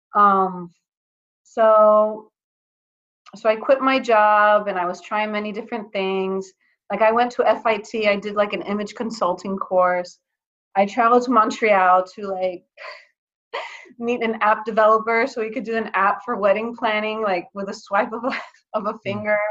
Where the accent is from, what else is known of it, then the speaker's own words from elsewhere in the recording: Athens, Attica, Greece; moved away as an adult; also born or lived in Atlanta, Georgia, United States; now in United States; I I was born in Atlanta in the U.S., but then when I was uh, nine years old, I moved to Athens, Greece, and I lived 13 years there for my formative years